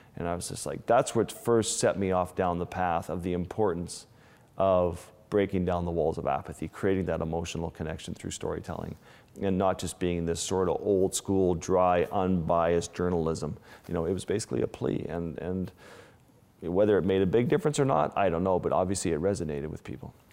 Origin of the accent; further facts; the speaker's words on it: Kimmirut, Nunavut, Canada; moved away; my community where I grew up in Lake Harbor with the Inuit